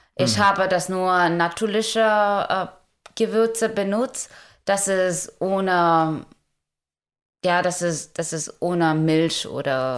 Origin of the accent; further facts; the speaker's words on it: India; German is a second language; moved away as an adult; now in Germany; ich komme ursprünglich aus Indien und bin seit äh, 2016 in Deutschland